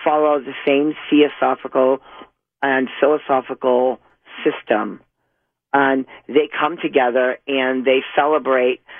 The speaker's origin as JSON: {"language": "English", "town": "Boston", "region": "Massachusetts", "country": "United States", "tie": "born or raised there", "also_born_or_lived": "Whittier", "said": "I was actually born in Whittier, but I was raised in Boston"}